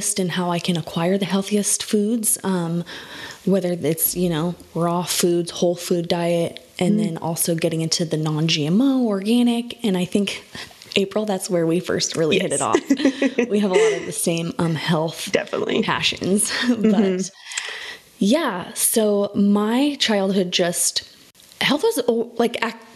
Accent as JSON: {"language": "English", "town": "Phoenix", "region": "Arizona", "country": "United States", "tie": "born or raised there", "said": "I was born and raised in Phoenix, Arizona"}